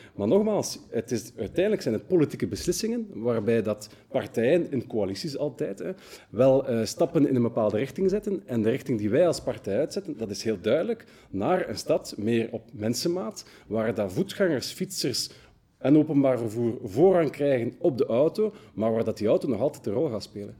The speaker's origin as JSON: {"language": "Dutch", "town": "Brussels", "region": "Brussels-Capital Region", "country": "Belgium", "said": "geeft ons ook wel wat trots als Brusselaars"}